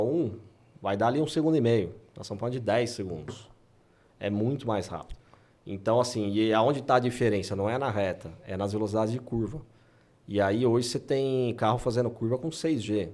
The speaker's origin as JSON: {"language": "Portuguese", "town": "Anápolis", "region": "Goiás", "country": "Brazil", "tie": "born or raised there", "said": "Eu sou de Anápolis"}